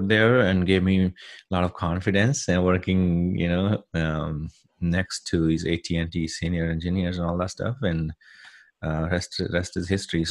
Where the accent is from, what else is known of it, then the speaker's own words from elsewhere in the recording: India; moved away as an adult; now in United States; I'm originally from India, born and raised in India in a small village.